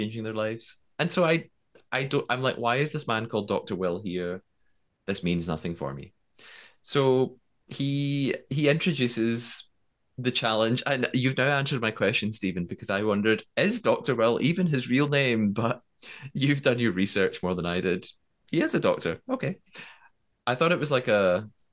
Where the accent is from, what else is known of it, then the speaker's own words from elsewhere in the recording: United Kingdom; I'm too British